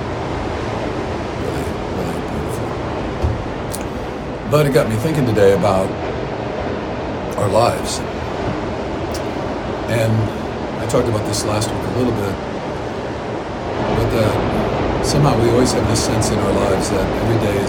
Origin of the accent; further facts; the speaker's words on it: Midwest, United States; moved away; growing up in the Midwest